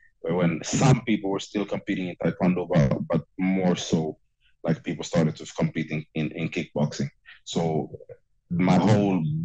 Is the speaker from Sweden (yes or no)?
yes; Stockholm, Stockholm County, Sweden; I'm born and raised in Stockholm, Sweden, and that's my home